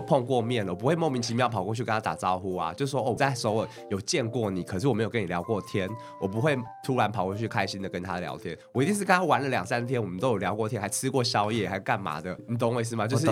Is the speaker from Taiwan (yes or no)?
yes; Taiwan; 因为我毕竟我们是台湾人啦，所以我也不习惯韩国那一套。